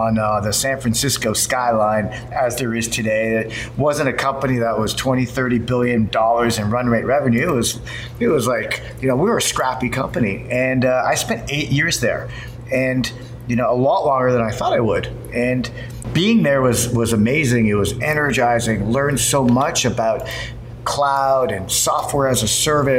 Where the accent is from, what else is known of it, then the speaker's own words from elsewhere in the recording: Toronto, Ontario, Canada; moved away as an adult; now in Silicon Valley, United States; I'm from Toronto